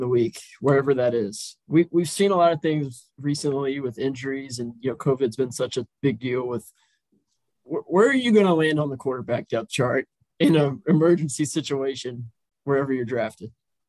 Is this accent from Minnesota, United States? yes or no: no; Richmond, Virginia, United States; I'm from Richmond, Virginia, so just a couple miles down the road.